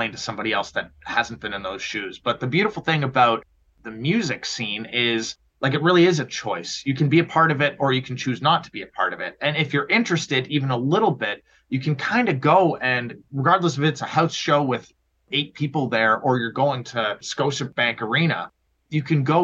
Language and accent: English; Oakville, Ontario, Canada; I grew up in Oakville, so Southern Ontario